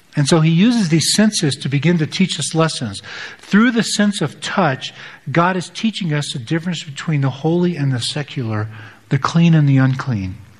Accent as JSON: {"language": "English", "country": "United States", "said": "as American Western Protestants"}